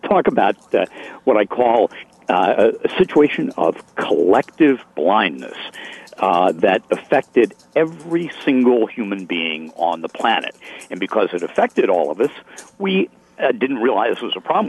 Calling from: Medfield, Massachusetts, United States; I'm calling from Medfield, Massachusetts, a historic town that's been around since uh, 1649

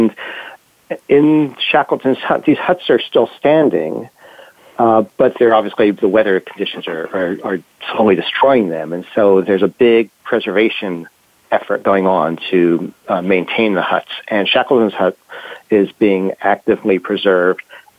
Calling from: London, United Kingdom; Okay, well, I'm calling from London, England. And it's a beautiful sunny day.

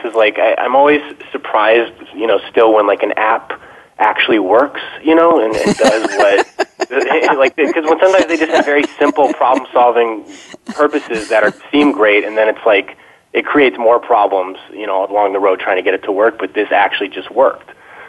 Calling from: Los Angeles, California, United States; I'm calling from Los Angeles

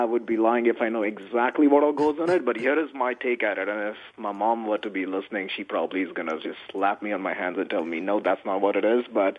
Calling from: Dallas, Texas, United States; I am actually calling from Dallas, which is home for me

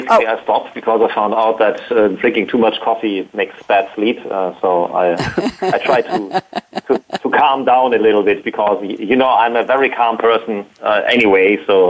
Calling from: Berlin, Germany; Yes, I am calling in from Berlin, so Germany.

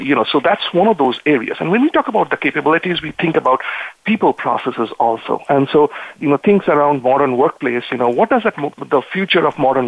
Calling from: Santa Clara, California, United States; I'm actually calling from Santa Clara in California. And that's where I live, and I enjoy the weather out here in California.

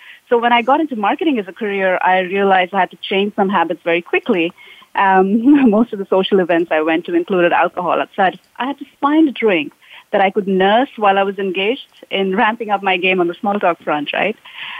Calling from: Palo Alto, California, United States; Yeah, I'm calling in from Palo Alto in California, where it's been raining the past few days.

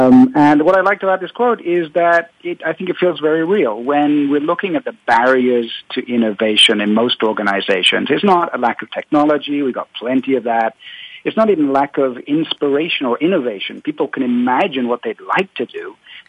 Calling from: Paris, Île-de-France, France; I am calling from Paris, France

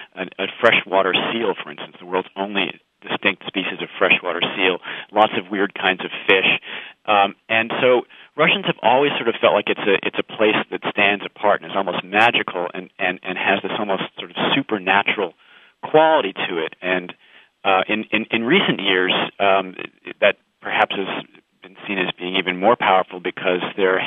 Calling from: Brighton, Massachusetts, United States; No, I'm calling you from Brighton, Massachusetts, the beautiful neighborhood of Market Street and WGBH in Boston.

